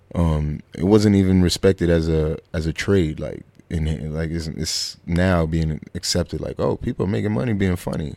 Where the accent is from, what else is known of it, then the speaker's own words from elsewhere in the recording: New York City, New York, United States; also born or lived in Bushwick, Brooklyn; I grew up in uh, Flatbush, Brooklyn. Uh, born and raised there